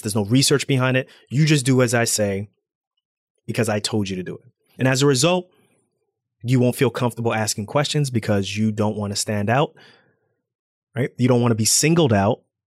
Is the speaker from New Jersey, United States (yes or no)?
yes; Irvington, New Jersey, United States; I'm African American. I'm from Irvington, New Jersey